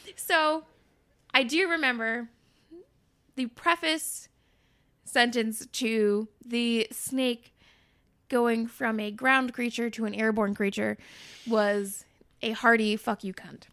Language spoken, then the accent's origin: English; North Shore, Massachusetts, United States; I'm, I'm from the North Shore, like, the most, like, yuppity of, like, cow towns